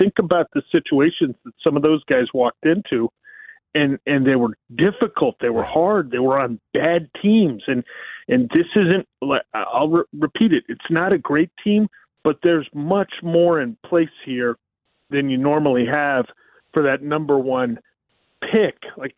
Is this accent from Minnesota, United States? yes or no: no; Falls Church, Virginia, United States; Plus, I grew up in Falls Church.